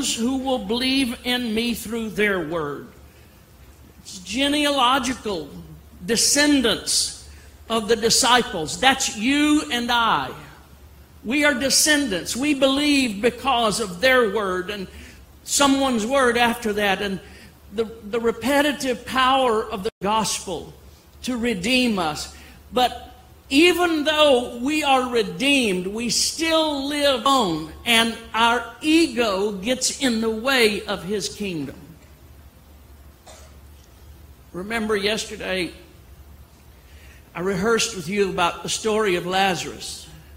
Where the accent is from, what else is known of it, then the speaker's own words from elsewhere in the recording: Louisiana, United States; now in Dallas, United States; I come from Louisiana